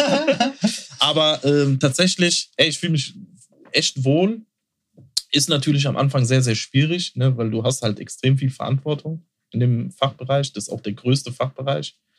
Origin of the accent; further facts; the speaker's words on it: Mörfelden-Walldorf, Hesse, Germany; in Fällen Waldorf, wo ich groß geworden bin, in der Doppelstadt